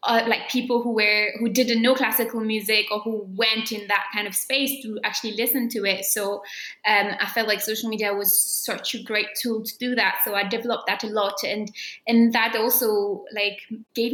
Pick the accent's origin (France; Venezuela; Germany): France; south of France; at the National Conservatory of Music in my hometown in the south of France